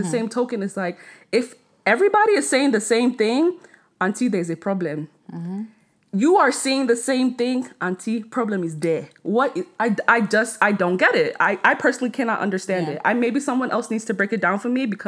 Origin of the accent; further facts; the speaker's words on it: Nigeria; I'm Nigerian